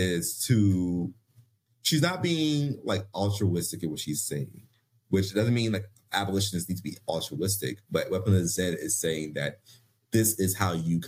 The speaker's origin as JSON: {"language": "English", "town": "Philadelphia", "region": "Pennsylvania", "country": "United States", "said": "I'm from Philly"}